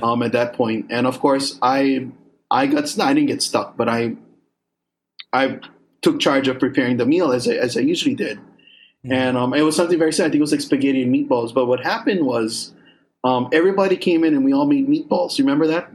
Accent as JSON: {"language": "English", "area": "Kauai", "region": "Hawaii", "country": "United States", "tie": "born or raised there", "said": "we were probably about 13, 14 years old when at least Lihue Plantation on Kauai closed down. So even though our parents didn't work for the sugarcane plantation, even though we were kind of at the end of the era, majority of us still lived in where the plantations were at one"}